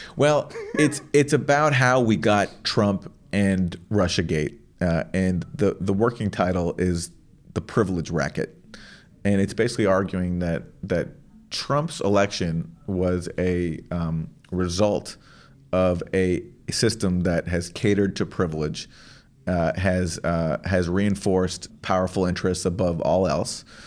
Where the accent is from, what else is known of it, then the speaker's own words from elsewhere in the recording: Canada; I'm from Canada